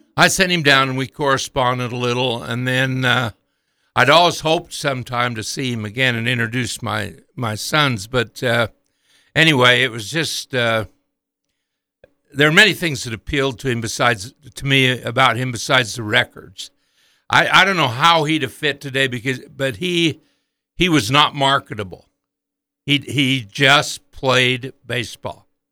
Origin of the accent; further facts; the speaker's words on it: Montpelier, Idaho, United States; as a young man growing up in Idaho in the forties and fifties